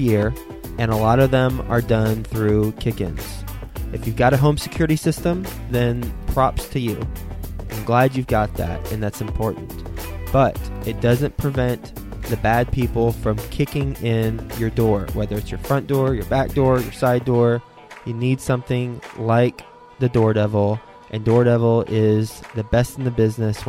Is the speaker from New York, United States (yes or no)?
no; Dallas, Texas, United States; moved away; the Dallas-Fort Worth area, my old hometown. I guess that's still my hometown because that's where I grew up